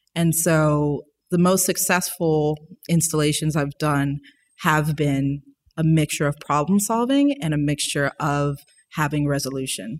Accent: New Orleans, Louisiana, United States; also born or lived in Monroe, Louisiana; I'm from New Orleans

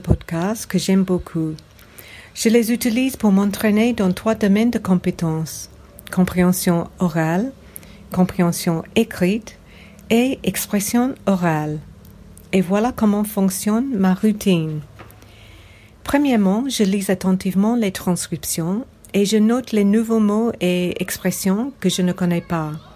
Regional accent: England, United Kingdom; French is a second language; now in Sydney, Australia; Quand j'étais jeune, j'habitais en Angleterre

